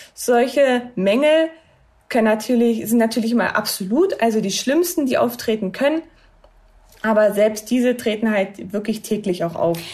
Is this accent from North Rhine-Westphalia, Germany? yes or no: no; Cottbus, Brandenburg, Germany; bei uns in Cottbus